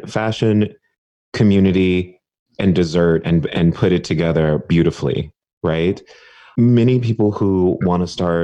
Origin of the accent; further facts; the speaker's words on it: Dallas, Texas, United States; moved away; also born or lived in California; I am also from Texas.